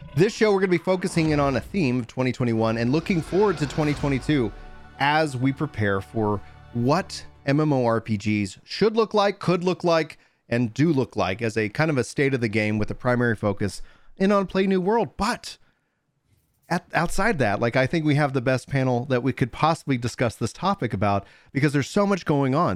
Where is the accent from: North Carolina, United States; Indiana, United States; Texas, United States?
Texas, United States; East; growing up in East Texas